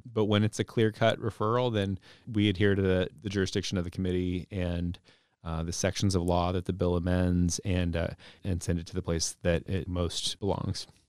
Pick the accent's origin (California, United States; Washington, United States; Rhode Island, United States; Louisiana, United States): Washington, United States; Burien; also born or lived in West Seattle; now in Seattle, United States; I grew up in Burien and used to live in Burien. I live in West Seattle now